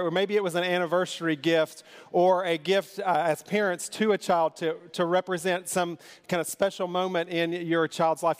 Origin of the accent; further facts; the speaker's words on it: Kentucky, United States; I'm from Kentucky